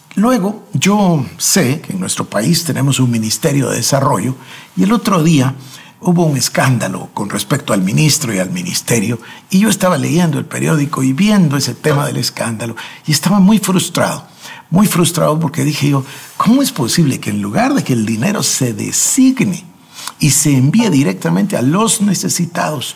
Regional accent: Guatemala; En mi país, acá en Guatemala

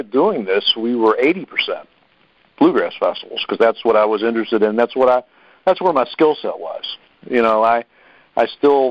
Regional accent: Harrisonburg, Virginia, United States; we're in Harrisonburg because I'm from Harrisonburg

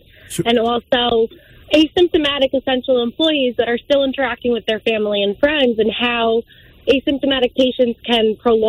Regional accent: Westchester, New York, United States; also born or lived in New Rochelle; I live in New Rochelle, born and raised in Westchester.

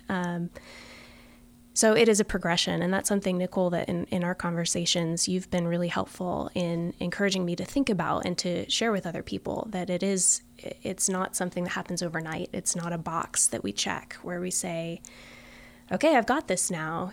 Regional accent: Florida, United States; the state where I grew up in Florida

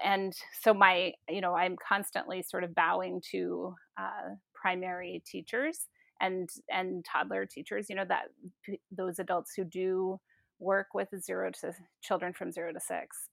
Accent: Seattle, Washington, United States; moved away; also born or lived in South Dakota; I'm originally from Seattle

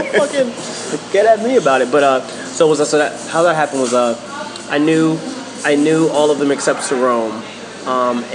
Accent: New York City, New York, United States; I'm from Harlem

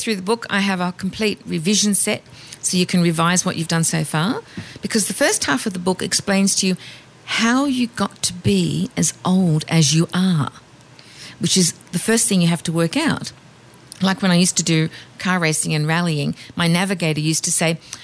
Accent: Australia; I'm Australian.

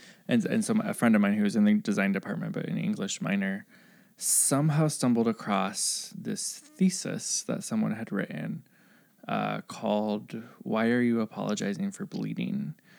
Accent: Midwest, United States; moved away; also born or lived in the South; I grew up in the Midwest and went to school in the South.

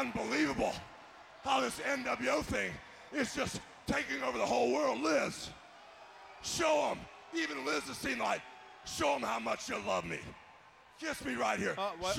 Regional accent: Pensacola, Florida, United States; the wrestling world in Pensacola. You know, I started here. I started right here. This is like my hometown.

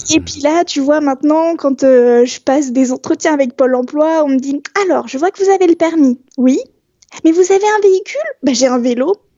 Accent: Strasbourg, Grand Est, France; je suis née à Strasbourg

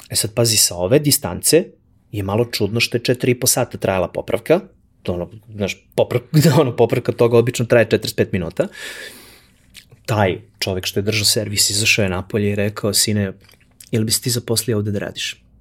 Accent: Kraljevo, Šumadija and Western Serbia, Serbia; I ja okrenem, e čao, ja sam iz Kraljeva, ovo ono

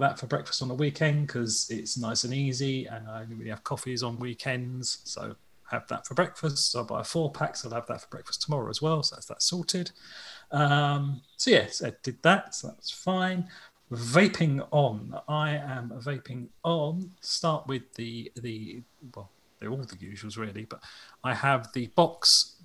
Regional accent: United Kingdom; We're British.

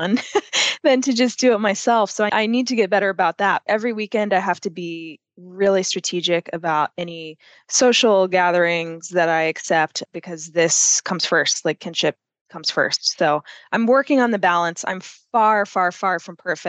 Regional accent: Austin, Texas, United States; also born or lived in France / Thailand / Ireland; I'm from Austin, Texas, beautiful city, warm outside, an incredible place to be from

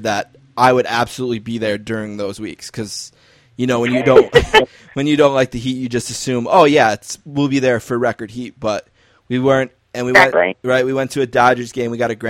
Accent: Buffalo, New York, United States; I'm from Buffalo. I hate the heat

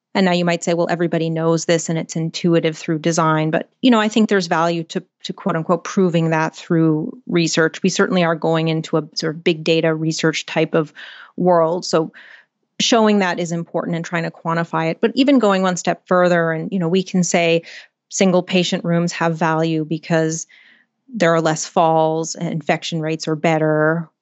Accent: Canada; I'm Canadian

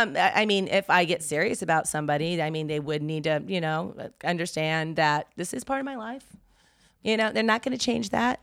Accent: the South, United States; growing up in the South

